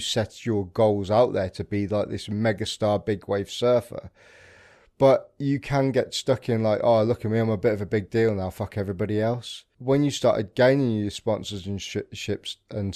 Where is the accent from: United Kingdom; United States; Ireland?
United Kingdom; we're very reserved as a British people